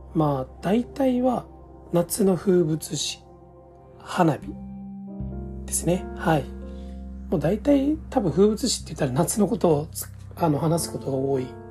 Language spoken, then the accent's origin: Japanese; Osaka, Japan; moved away as an adult; also born or lived in Hokkaido; 7月の終わりに北海道から地元の大阪へ引っ越しをしました